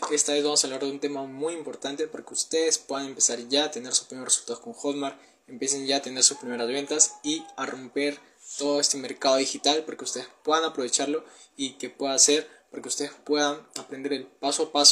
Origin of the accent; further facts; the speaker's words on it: Peru; tengo 19 años, soy de Perú